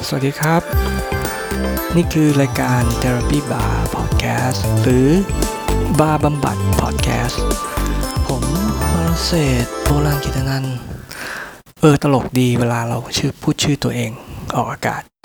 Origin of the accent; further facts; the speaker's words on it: Bangkok, Thailand; ผมก็เป็นคนกรุงเทพธรรมด